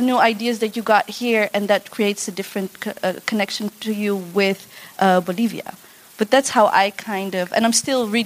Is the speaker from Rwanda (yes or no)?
no; Netherlands; I'm second generation, I was born and raised in the Netherlands.